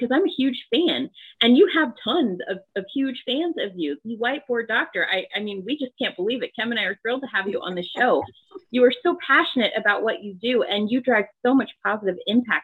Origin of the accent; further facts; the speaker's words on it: near Johns Hopkins, Maryland, United States; I grew up near Hopkins